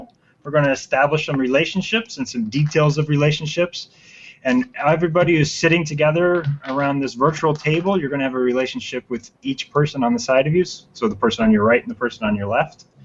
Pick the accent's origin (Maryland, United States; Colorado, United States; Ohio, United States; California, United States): California, United States; Los Angeles; I'm from Tarzana, California